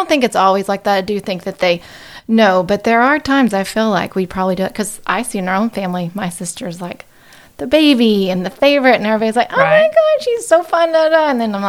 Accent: Texarkana, Texas, United States; now in Dallas, United States; So I live in Dallas, originally from Texarkana.

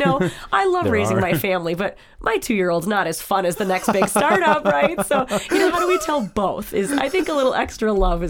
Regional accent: North Dakota, United States; I'm from North Dakota, you're from Minnesota.

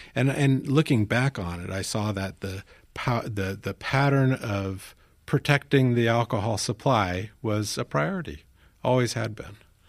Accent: Tokyo, Kanto, Japan; So I grew up in the Far East. My dad was a field sales engineer for an American company. And growing up in, it was actually Far East Asia, Japan is where I grew up. And being blonde-haired in Tokyo in the 60s

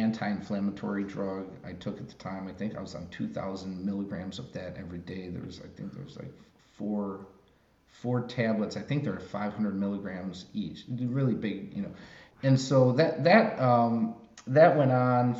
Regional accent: Chicago, Illinois, United States; I grew up in Chicago.

